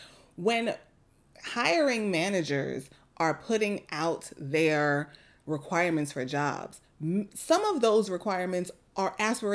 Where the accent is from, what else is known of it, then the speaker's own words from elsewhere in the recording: New York, United States; as a New Yorker